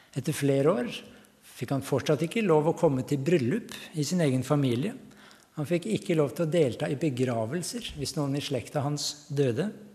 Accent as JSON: {"language": "Norwegian", "area": "Hallingdal", "region": "Buskerud", "country": "Norway", "also_born_or_lived": "Tanzania / Nairobi, Kenya", "moved": "yes", "lives_now": "Ringshaug, Norway", "said": "Jeg kommer opprinnelig fra Hallingdal, men nå bor jeg på Ringshaug."}